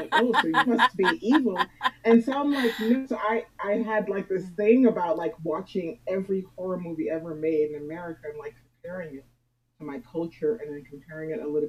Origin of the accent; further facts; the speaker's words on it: Freeport, Bahamas; also born or lived in Deep South, United States; now in San Francisco Bay Area, United States; I came from Freeport, Bahamas. I was born in, they call it New Providence, but I just call it Freeport, Bahamas.